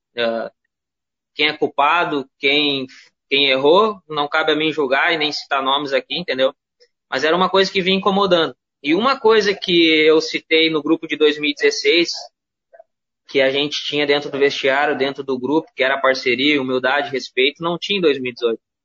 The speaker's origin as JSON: {"language": "Portuguese", "town": "Parobé", "region": "Rio Grande do Sul", "country": "Brazil", "said": "eu sou de Parobé"}